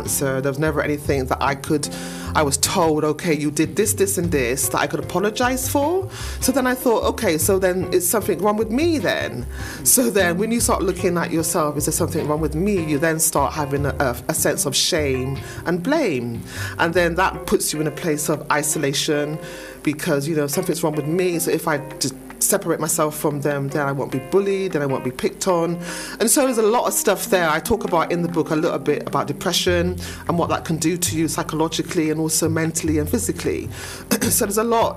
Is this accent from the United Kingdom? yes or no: yes; Bristol, South West England, United Kingdom; also born or lived in Easton, Bristol; I think I grew up in St. Paul's, lovely St. Paul's, most of my life, and then transitioned over to Eastern, and now I'm living in another part of the area, Bristol.